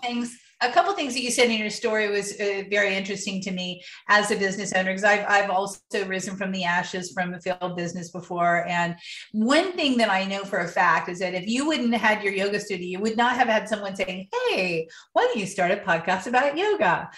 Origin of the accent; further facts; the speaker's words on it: Ohio, United States; now in San Diego, United States; I'm from Ohio